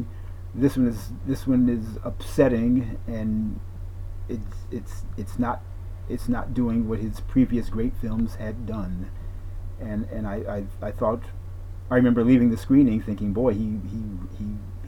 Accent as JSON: {"language": "English", "town": "Detroit", "region": "Michigan", "country": "United States", "tie": "born or raised there", "said": "Black American, born and raised in Detroit, Michigan, also known as Motown"}